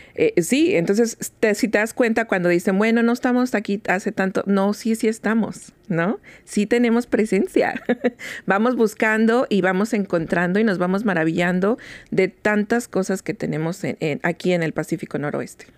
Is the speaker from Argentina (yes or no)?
no; Mexico; now in Seattle, United States; nosotros los ah, mexicanos